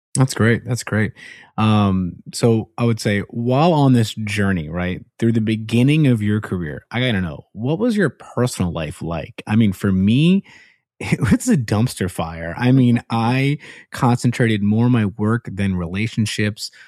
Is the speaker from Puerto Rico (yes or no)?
yes; Puerto Rico; moved away; My home country.